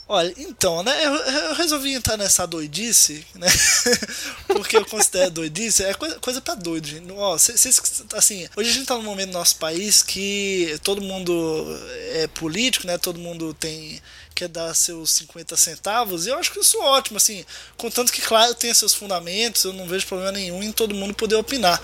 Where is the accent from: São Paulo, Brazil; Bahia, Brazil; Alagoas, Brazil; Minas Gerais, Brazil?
Alagoas, Brazil; Maceió; nasci e moro em Maceió, Alagoas, no Nordeste